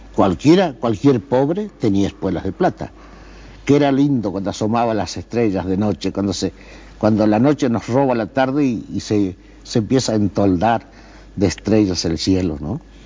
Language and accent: Spanish; Pergamino, Buenos Aires Province, Argentina; moved away as an adult; also born or lived in Paris, France / Spain; me anotaron en el Pergamino porque era más fácil llegar. Yo nací en el Campo de la Cruz